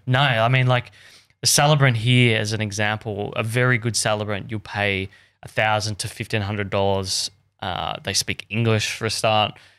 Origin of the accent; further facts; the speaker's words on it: Australia; I'm just this dumb, dumb Aussie kid